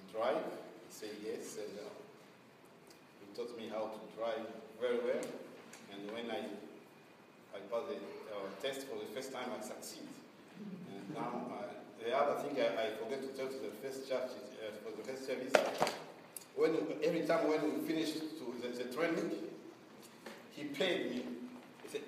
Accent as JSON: {"language": "English", "country": "Burundi", "moved": "as an adult", "lives_now": "Portland, United States", "said": "I come from Burundi"}